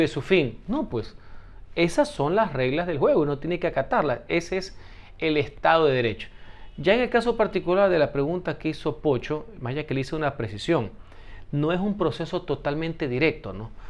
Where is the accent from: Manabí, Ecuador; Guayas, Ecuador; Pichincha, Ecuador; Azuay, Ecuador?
Guayas, Ecuador; Guayaquil; soy guayaquileño y tengo algo de calle